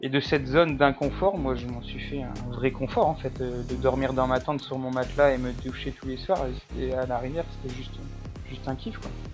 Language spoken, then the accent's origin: French; Lille, Hauts-de-France, France; also born or lived in Paris, France; Je suis originaire de, de Lille